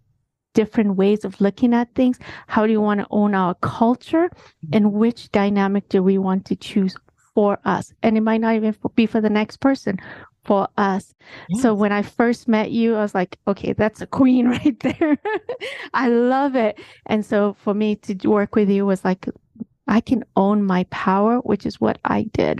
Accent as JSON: {"language": "English", "country": "Kenya", "tie": "born or raised there", "said": "I'm half Kenyan, half American"}